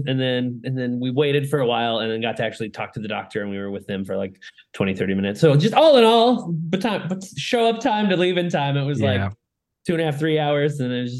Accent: Florida, United States; also born or lived in Lakeland, Florida; I live in Lakeland, Florida, in the heart of the state.

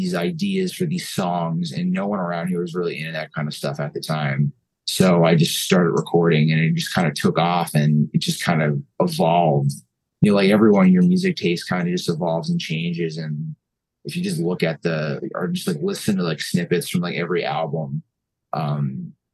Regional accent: Mountain Top, Pennsylvania, United States; also born or lived in New York; I grew up in Mountaintop, and growing up around here in like the 2000s

